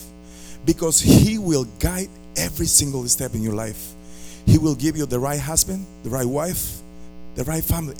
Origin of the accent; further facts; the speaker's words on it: Costa Rica; moved away as an adult; also born or lived in Philadelphia, Pennsylvania; now in Tampa, United States; I came from Costa Rica when I was 20 years old. I'm already 37. And all my family is back home in Costa Rica.